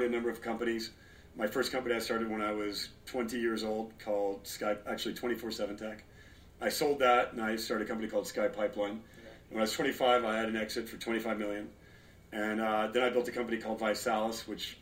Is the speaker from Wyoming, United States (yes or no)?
no; Los Angeles, California, United States; born or raised there; also born or lived in Torrance, California / Detroit, Michigan